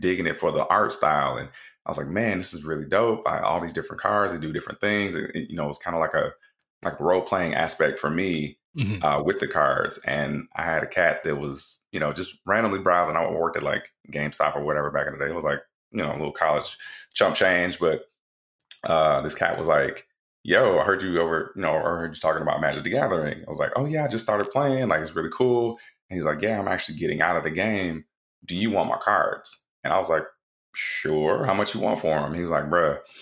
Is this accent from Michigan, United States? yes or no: yes; Flint, Michigan, United States; I grew up in Flint, Michigan.